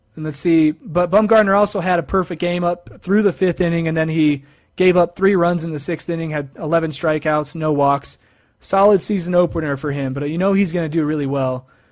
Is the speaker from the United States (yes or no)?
yes; Idaho Falls, Idaho, United States; my hometown of Idaho Falls, Idaho